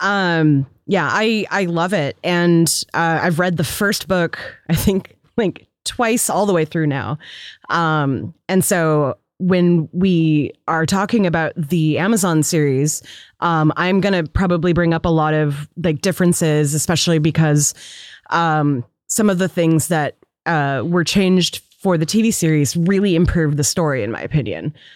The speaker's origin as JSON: {"language": "English", "town": "Seattle", "region": "Washington", "country": "United States", "tie": "born or raised there", "said": "growing up in Seattle"}